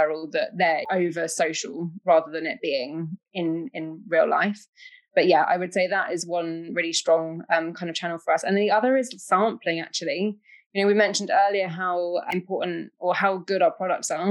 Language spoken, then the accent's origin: English; United Kingdom